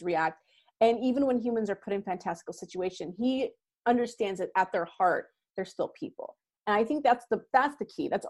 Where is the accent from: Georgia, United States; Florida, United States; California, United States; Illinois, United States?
California, United States; I grew up in California